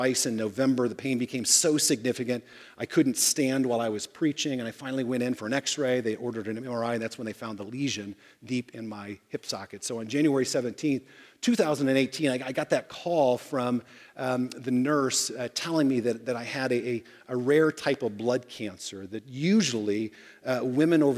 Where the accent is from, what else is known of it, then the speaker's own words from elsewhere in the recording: Fort Wayne, Indiana, United States; I grew up in Fort Wayne, Indiana